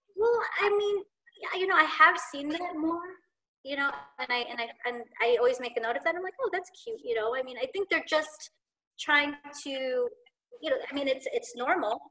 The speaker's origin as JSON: {"language": "English", "country": "United States", "tie": "born or raised there", "said": "I was born and raised here"}